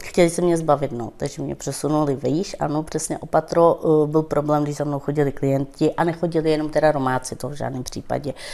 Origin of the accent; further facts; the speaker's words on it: Stříbro, Plzeň Region, Czechia; first language Romani; Czech is a second language; also born or lived in northern Bohemia; Já jsem se tu narodila určitě ve Stříbře a bydleli jsme s našima chvilku v severních Čechách a pak vlastně jsme se vrátili sem k babi